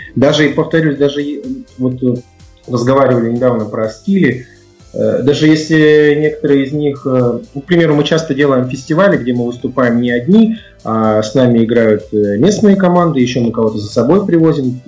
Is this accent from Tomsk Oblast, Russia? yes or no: no; Kurgan, Kurgan Oblast, Russia; moved away; Я и сам из Кургана